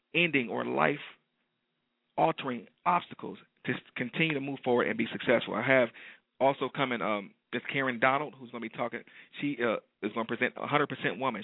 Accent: Detroit, Michigan, United States; detroit my hometown

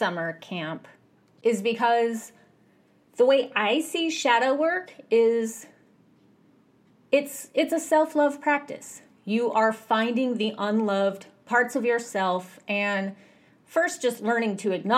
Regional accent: United States; I grew up in America.

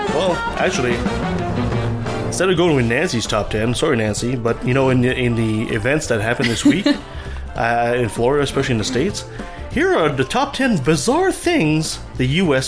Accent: Canada; I'm a Canadian

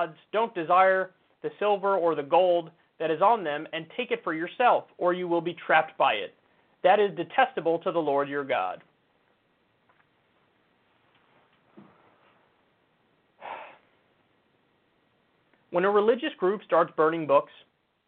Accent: New York, United States; I'm a New Yorker and I'm an American.

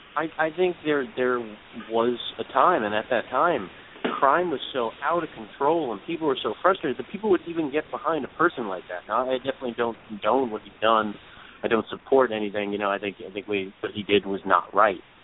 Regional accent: New York City, New York, United States; I grew up in Brooklyn

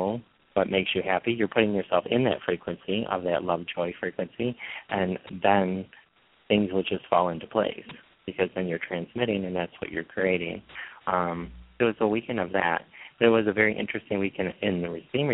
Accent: Michigan, United States; I'm from Michigan, so northern Michigan

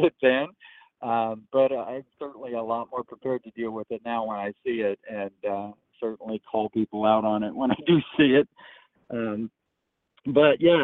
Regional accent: Eastern Oregon, United States; now in Tennessee, United States; I grew up in Eastern Oregon

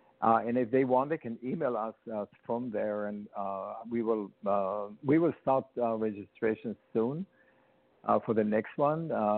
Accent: Israel; moved away as an adult; now in New York, United States; they moved to Israel then, and that's where I was born. And they built a kibbutz, which is a commune, a farming commune, on a mountain. It's called Gilboa, and that's where I was born.

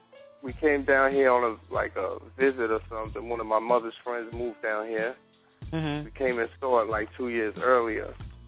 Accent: New York City, New York, United States; I grew up, it's called Throg's Neck. It's like right near the Throg's Neck bridge into Long Island in the Bronx

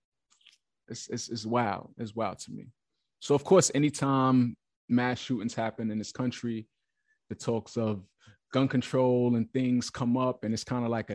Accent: New York, United States; I'm from New York

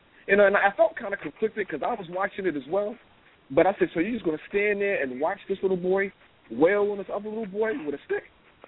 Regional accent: New York City, New York, United States; Back when we were growing up in Pomonok

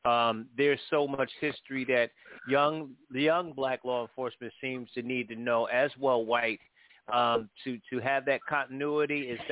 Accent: New Haven, Connecticut, United States; I'm actually from New Haven, Connecticut, and born and raised

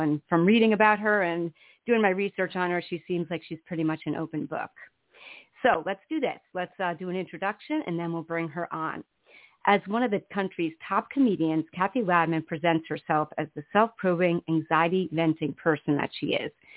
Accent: New Jersey, United States; I'm from the East Coast in New Jersey

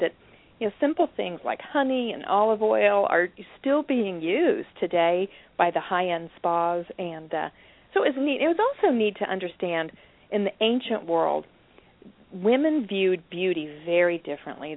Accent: United States; I'm an American and I'm a Christian

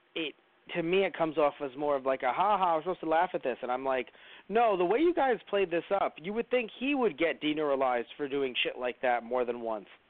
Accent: New York City, New York, United States; as a New Yorker

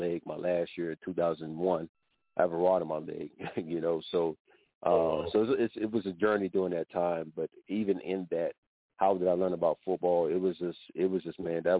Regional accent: Miami, Florida, United States; I'm born and raised in Miami, Florida

